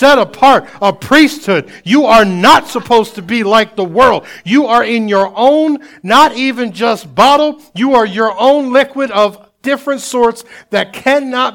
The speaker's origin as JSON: {"language": "English", "region": "Delaware", "country": "United States", "tie": "born or raised there", "said": "I grew up in Delaware, my last years of like high school and stuff like"}